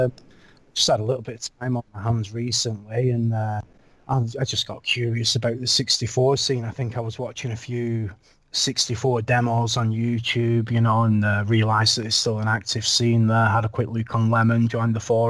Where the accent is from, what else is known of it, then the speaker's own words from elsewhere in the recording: Lancashire, North West England, United Kingdom; also born or lived in Yorkshire; I moved from Lancashire, which is where I live, or where I'm from